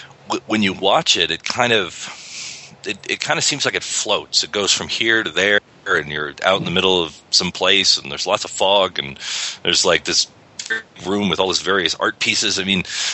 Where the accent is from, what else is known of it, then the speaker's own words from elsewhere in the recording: United States; as an American